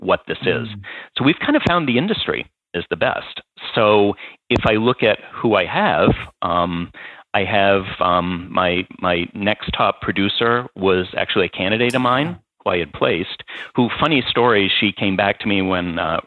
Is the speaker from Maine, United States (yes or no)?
yes; Maine, United States; moved away; also born or lived in New York / Massachusetts; there's enough Maine upbringing there. And then I spent time in New York and then moved to Massachusetts.